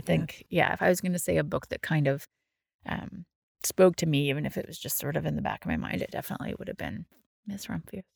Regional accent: Ottawa, Ontario, Canada; moved away as an adult; also born or lived in New Brunswick; now in Cape Breton, Canada; I'm from Ottawa, um, and lived there for a really long time

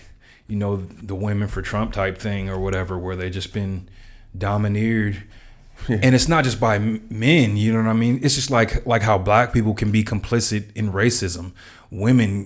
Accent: California, United States; I'm from California

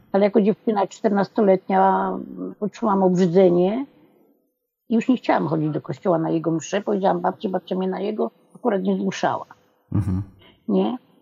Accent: Poland; moved away; na etapie mojej wsi, bo ja bardzo wcześnie wyjechałam stamtąd

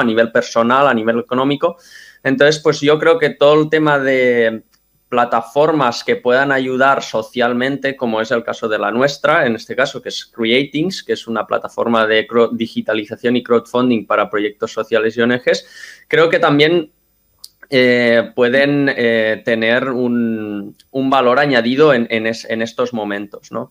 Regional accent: Mataró, Catalonia, Spain; yo soy de Mataró, estudié aquí y estudié en la universidad.

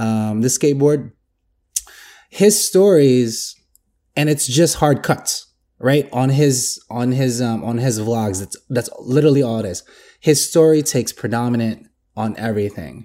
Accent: Philippines; I'm Filipino

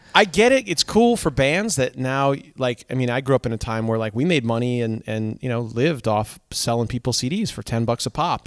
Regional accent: Seymour, Connecticut, United States; also born or lived in Danbury, Connecticut; growing up in Seymour, uh, Connecticut

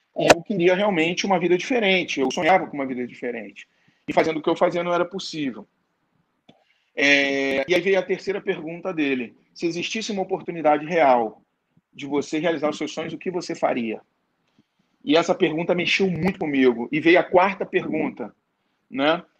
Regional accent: Rio de Janeiro, Brazil; eu sou do Rio de Janeiro, sou carioca

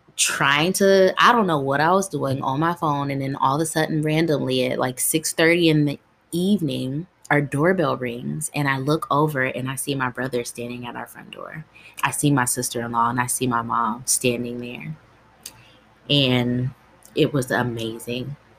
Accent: Dayton, Ohio, United States; also born or lived in Columbus, Ohio; I grew up in Ohio, Dayton, Ohio, to be specific

